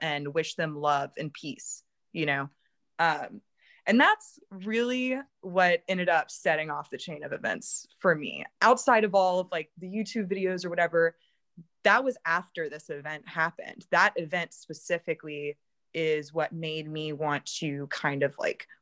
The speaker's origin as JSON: {"language": "English", "town": "Baton Rouge", "region": "Louisiana", "country": "United States", "tie": "born or raised there", "said": "my hometown"}